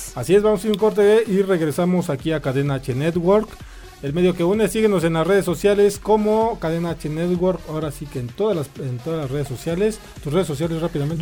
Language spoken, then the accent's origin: Spanish; Mexico; Así somos los mexicanos